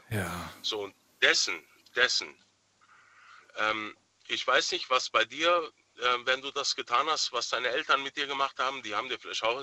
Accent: Germany; Also ich bin in Deutschland geboren, aufgewachsen. Ich kenne eigentlich zu 95 Prozent nur die deutsche Kultur.

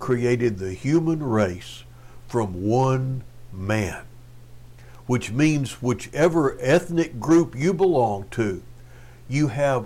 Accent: Cleveland, Texas, United States; moved away; back when I was a kid growing up in Cleveland, Texas

